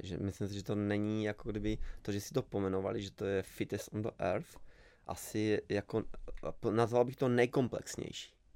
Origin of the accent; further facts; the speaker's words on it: Lazy pod Makytou, Trenčín Region, Slovakia; Czech is a second language; moved away as an adult; now in Czech Republic; já jsem z malé vesnice, úplně z pohraničí, Lázy pod Makitou se to jmenuje